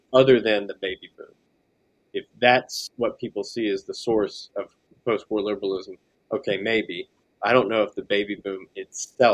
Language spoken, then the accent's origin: English; Salisbury, North Carolina, United States; I grew up in central North Carolina in kind of an older town called Salisbury